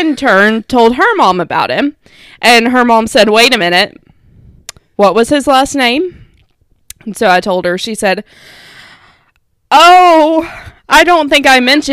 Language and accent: English; Kentucky, United States; We're from Kentucky.